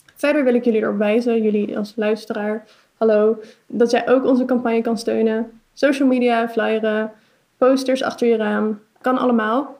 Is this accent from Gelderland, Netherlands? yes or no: no; Utrecht, Netherlands; ik kom uit Utrecht